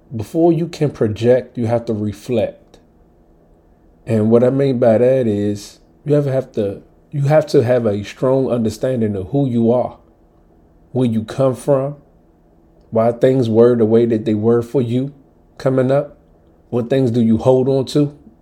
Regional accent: Washington, District of Columbia, United States; coming up as a Southside kid from DC

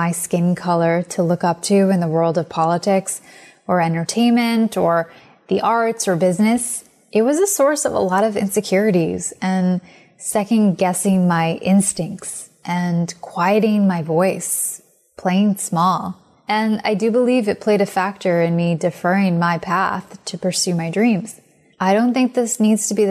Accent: United States; I'm Indian American

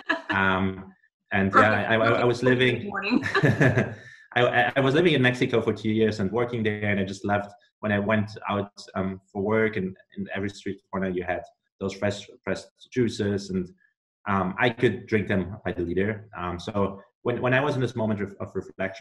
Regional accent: Germany; moved away as an adult; now in United States; I'm originally from Germany. I came to the US 3 years ago to do my MBA

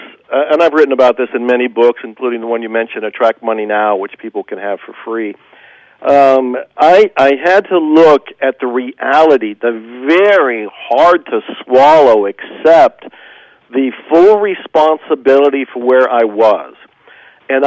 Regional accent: Ohio, United States; moved away; also born or lived in Dallas; I wasn't born in Dallas. I was born in Ohio.

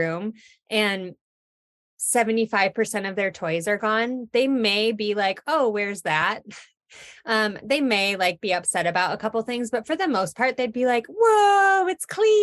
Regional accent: Michigan, United States; moved away as an adult; now in Colorado, United States; I'm from Michigan originally.

